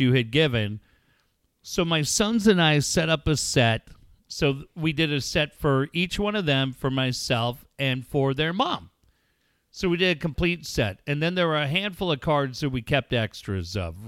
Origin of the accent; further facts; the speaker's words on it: Encinitas, California, United States; my hometown of Encinitas